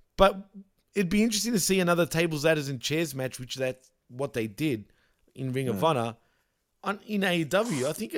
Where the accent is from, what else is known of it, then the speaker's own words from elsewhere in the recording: Canada; It's not funny, but fucking it is kind of funny being Canadian and the heart attack.